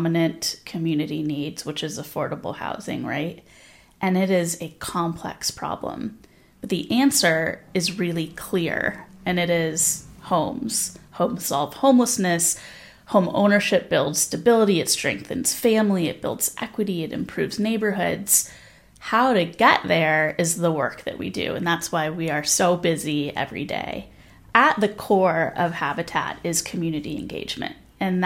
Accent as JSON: {"language": "English", "town": "Los Angeles", "region": "California", "country": "United States", "moved": "yes", "lives_now": "Santa Barbara, United States", "said": "I'm from Los Angeles"}